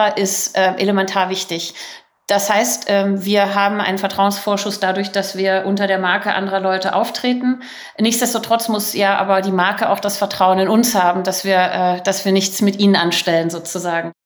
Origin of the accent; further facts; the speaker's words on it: Berlin, Germany; moved away as an adult; ich bin Berlinerin, äh, war 15 Jahre im Ausland